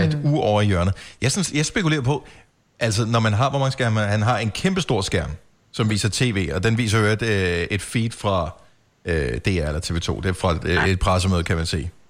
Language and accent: Danish; Denmark; vi er her i Danmark